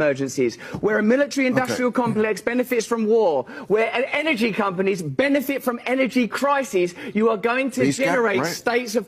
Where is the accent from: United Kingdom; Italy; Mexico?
United Kingdom; England; I'm English